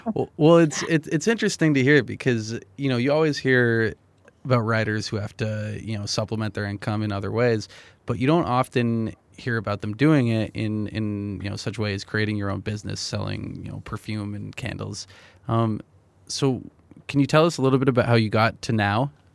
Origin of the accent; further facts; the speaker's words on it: New Hampshire, United States; moved away; I'm from New Hampshire